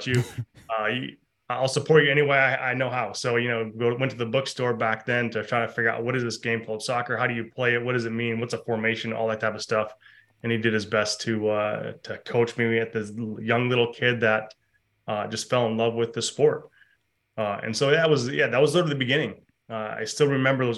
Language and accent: English; Mount Pleasant, Michigan, United States; moved away as an adult; also born or lived in Ohio; now in North Carolina, United States; So I grew up in Michigan, a farming community that also had a university. Central Michigan University was the school there